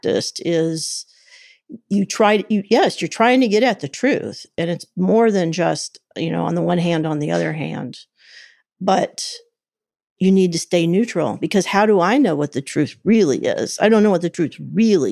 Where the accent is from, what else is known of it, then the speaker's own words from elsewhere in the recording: Kansas City, United States; I grew up in the big city of Kansas City